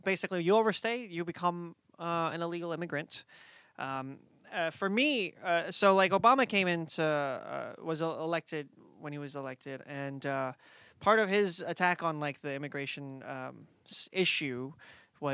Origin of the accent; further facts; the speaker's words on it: United States; also born or lived in Hong Kong; I came into the country when I was one.